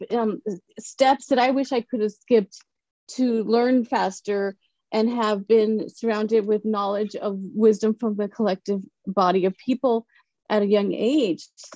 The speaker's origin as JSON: {"language": "English", "town": "El Paso", "region": "Texas", "country": "United States", "tie": "born or raised there", "said": "I grew up in El Paso, Texas."}